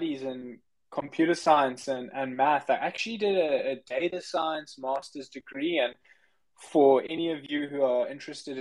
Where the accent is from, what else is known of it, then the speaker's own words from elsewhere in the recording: South Africa; I'm actually from South Africa. That's where I grew up.